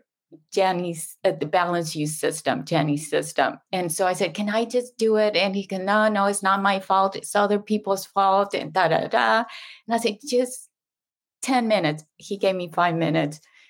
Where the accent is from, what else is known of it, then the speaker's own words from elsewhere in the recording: Mexico; first language Spanish; English is a second language; moved away as an adult; also born or lived in Houston; now in San Diego, United States; I was raised, born and raised in Mexico